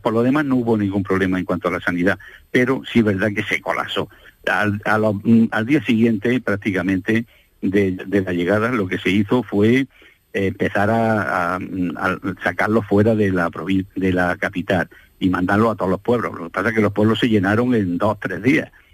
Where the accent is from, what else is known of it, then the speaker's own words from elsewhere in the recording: Almería, Andalusia, Spain; por lo menos en mi infancia, en Almería